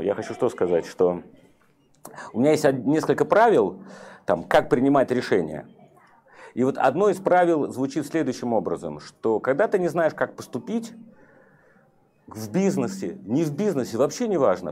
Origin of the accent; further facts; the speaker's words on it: Saint Petersburg, Russia; Я вырос на Петроградке, а Петроградка – это коммунальные квартиры